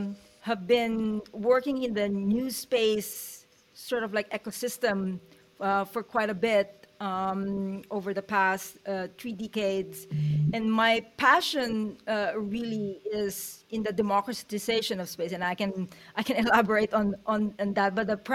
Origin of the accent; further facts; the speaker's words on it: Philippines; also born or lived in United States; now in New Zealand; I'm Filipino, and I kind of like moved around in four continents before immigrating to the United States maybe about 25 years ago. And then I moved to New Zealand about 4 years ago